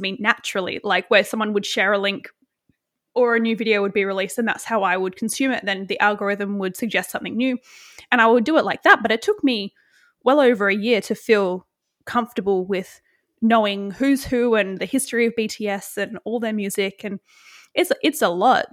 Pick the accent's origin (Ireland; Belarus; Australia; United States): Australia